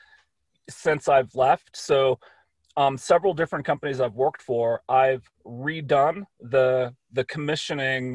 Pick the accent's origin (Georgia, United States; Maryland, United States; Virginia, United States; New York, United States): Virginia, United States; Reston; moved away; I grew up in Northern Virginia